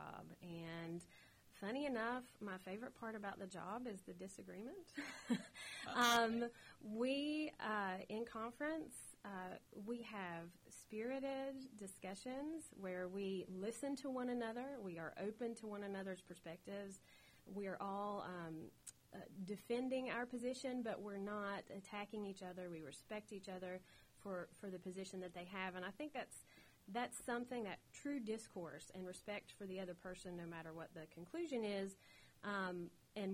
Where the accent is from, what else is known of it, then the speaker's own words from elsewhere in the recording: Southern West Virginia, United States; accent: holler; growing up in Southern West Virginia and with a close family